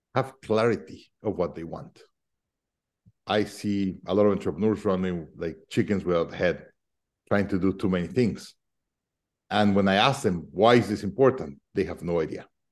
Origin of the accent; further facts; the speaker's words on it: Mexico City, Mexico; now in United States; I'm originally from Mexico City